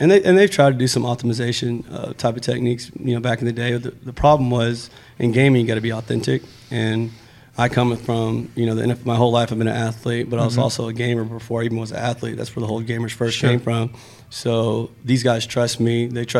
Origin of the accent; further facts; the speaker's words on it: Brownwood, Texas, United States; Brownwood, Texas.